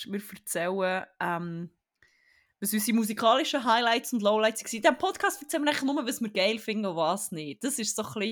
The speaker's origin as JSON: {"language": "German", "country": "Germany", "said": "Ich weiss, wir sind Zürcher und ich bin Deutsch."}